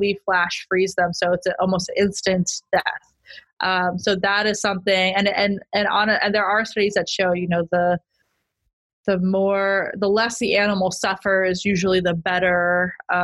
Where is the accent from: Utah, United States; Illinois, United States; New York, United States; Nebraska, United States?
Utah, United States; also born or lived in Merced, California; now in San Diego, United States; I grew up in Utah, which is a landlocked state